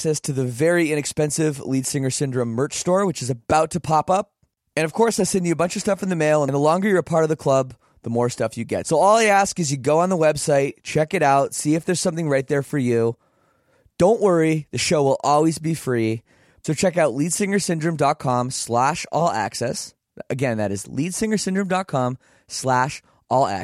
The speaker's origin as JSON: {"language": "English", "town": "Oakville", "region": "Ontario", "country": "Canada", "tie": "born or raised there", "also_born_or_lived": "Toronto", "said": "I grew up here in Oakville. And I lived in Toronto for, like 6 years."}